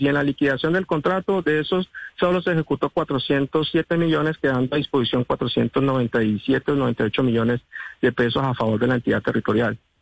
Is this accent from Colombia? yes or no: yes; San Andrés, San Andrés and Providencia, Colombia; first language San Andrés Creole; Spanish is a second language; Yo soy un hombre raizal. Yo nací en una familia raizal, aquí hablamos español, criol